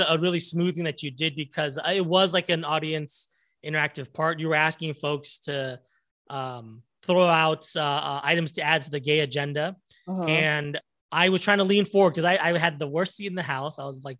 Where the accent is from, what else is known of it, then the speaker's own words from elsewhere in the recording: Santa Ana, California, United States; now in Los Angeles, United States; I'm from Santa Ana.